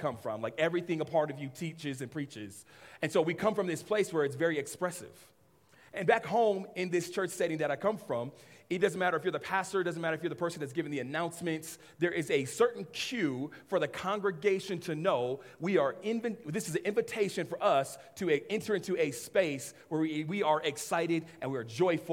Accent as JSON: {"language": "English", "town": "Los Angeles", "region": "California", "country": "United States", "tie": "born or raised there", "said": "I grew up in Los Angeles area"}